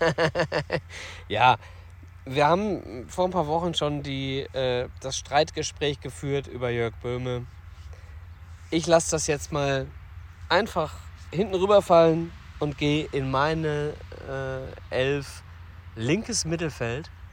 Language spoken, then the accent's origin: German; Ruhr area, North Rhine-Westphalia, Germany; wir begeben uns in äh, unsere Heimat, in meine Heimat, den Ruhrpott.